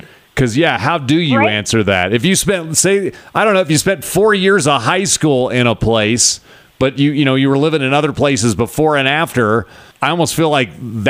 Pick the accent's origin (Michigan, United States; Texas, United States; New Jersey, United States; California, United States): California, United States; moved away as an adult; also born or lived in New Mexico / Oregon / Wisconsin / Wyoming; now in Montana, United States; Well, because I was born in New Mexico. I was raised in California, but I haven't been back to California in over 22 years. But I still think I'm from California. I can't say I'm from Montana. I've been here 8 years.